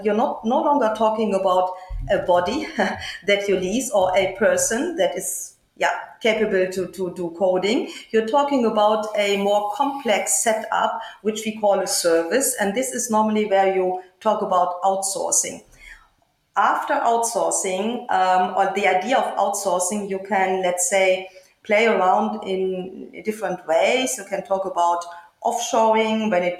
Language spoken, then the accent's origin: English; Germany; moved away as an adult; now in Cluj-Napoca, Romania; my home country in Germany